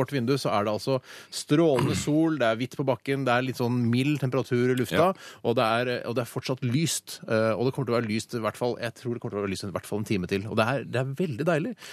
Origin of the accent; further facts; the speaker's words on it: Oslo, Norway; Holmlia, der jeg kommer fra